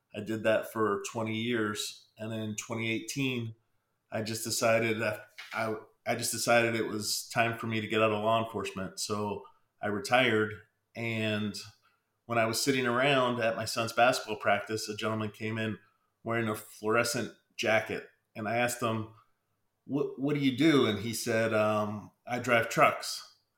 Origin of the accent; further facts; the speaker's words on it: Pennsylvania, United States; I'm originally from Pennsylvania